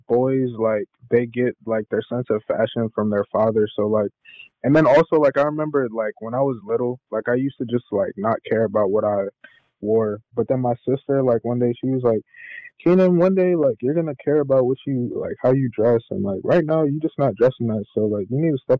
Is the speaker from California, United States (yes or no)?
no; Burke, Virginia, United States; now in Atlanta, United States; I'm from Burke, Virginia